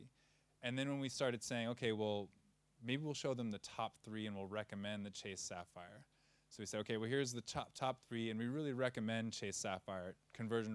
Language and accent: English; Providence, Rhode Island, United States; moved away as an adult; also born or lived in California / São Miguel, Azores; now in Lisbon, Portugal; I'm originally from Providence, Rhode Island